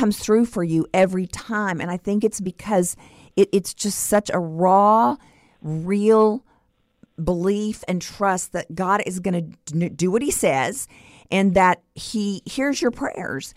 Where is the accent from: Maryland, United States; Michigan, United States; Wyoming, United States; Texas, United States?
Texas, United States; Stephenville; my hometown of Stephenville, Texas